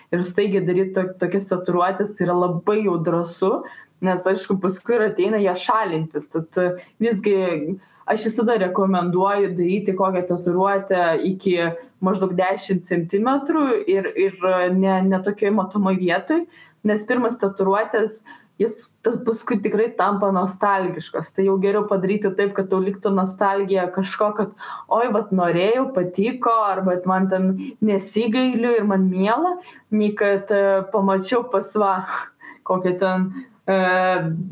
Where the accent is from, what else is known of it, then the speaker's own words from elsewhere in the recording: Lithuania; mes lietuviai esam gamtininkai miškininkai